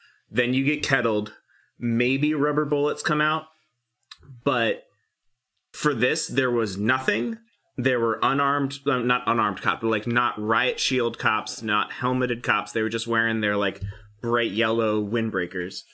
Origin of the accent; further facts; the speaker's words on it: Virginia, United States; I grew up in Virginia